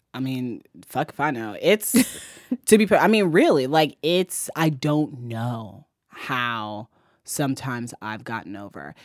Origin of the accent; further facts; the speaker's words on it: Fort Wayne, Indiana, United States; I grew up in Fort Wayne, Indiana.